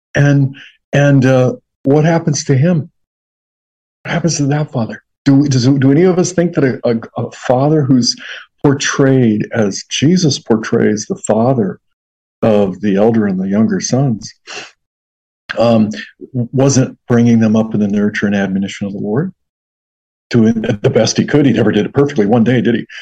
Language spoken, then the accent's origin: English; Western Washington State, United States; moved away as an adult; now in Carolinas, United States; we're from Western Washington State.